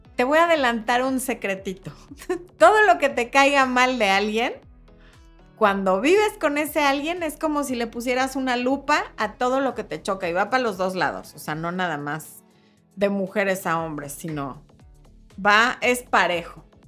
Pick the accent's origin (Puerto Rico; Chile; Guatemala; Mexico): Mexico; Mexico City; la gente tiene un acento diferente al que tengo yo, que soy de la Ciudad de México